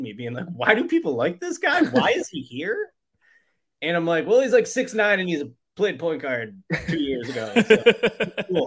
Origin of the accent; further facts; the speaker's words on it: Chicago, Illinois, United States; I'm from Chicago, and I'm not an Illinois basketball fan